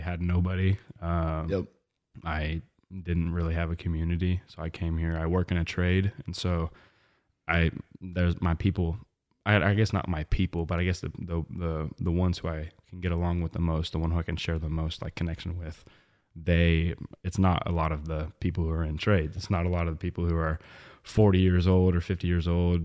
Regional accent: Webb City, Missouri, United States; moved away as an adult; also born or lived in Maryville, Illinois; now in Atlanta, United States; It's in the, the southwest corner of Missouri.

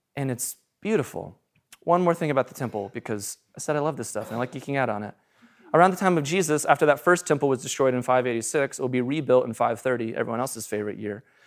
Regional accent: United States; I'm an American

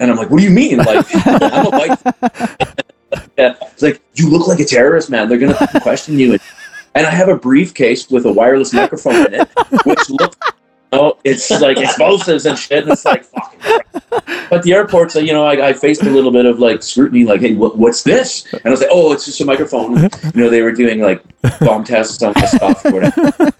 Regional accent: Canada; accent: Canadian French; first language French; English is a second language; and I'm French, man, and nobody can understand me, and because I'm Canadian French and they're France French

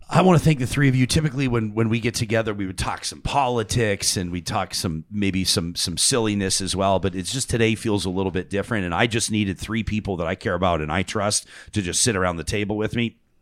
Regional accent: Calgary, Alberta, Canada; I grew up in Calgary

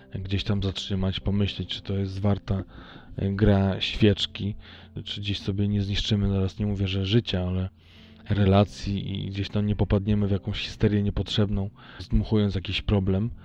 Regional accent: Tricity, Pomeranian Voivodeship, Poland; moved away; u mnie w Trójmieście

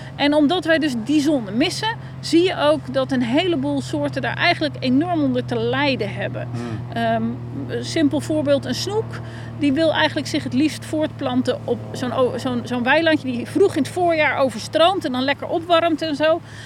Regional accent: Netherlands

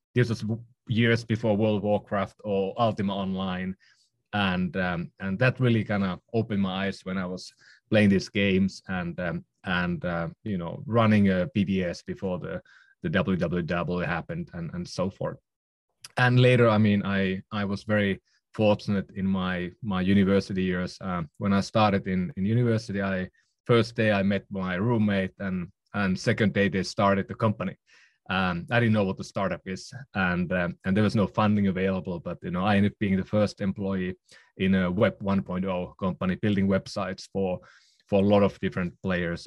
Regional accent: Oulu, North Ostrobothnia, Finland; also born or lived in Helsinki / London; now in San Francisco, United States; I'm from Finland. Um, was born in, uh, in northern Finland, um, in a small town called Oulu.

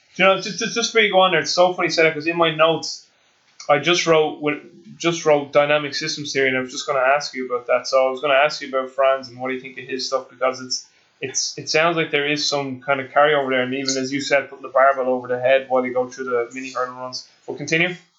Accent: Ireland; being an Irish person

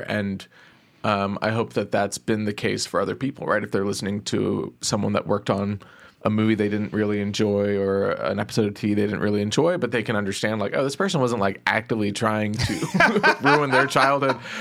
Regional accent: Plano, Texas, United States; I grew up in Plano, Texas

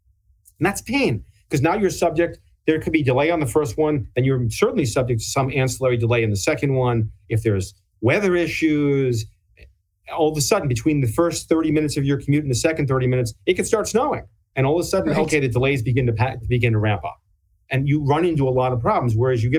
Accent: New York, United States; being a New Yorker, practicing in New York

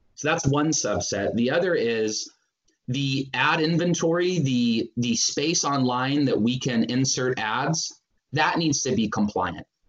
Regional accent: Northern California, United States; moved away as an adult; now in Seattle, United States; I'm from Northern California

